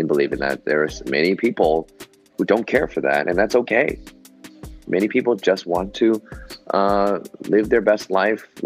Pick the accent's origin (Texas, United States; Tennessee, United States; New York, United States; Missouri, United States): New York, United States; New York City; I was born and raised in New York City, Manhattan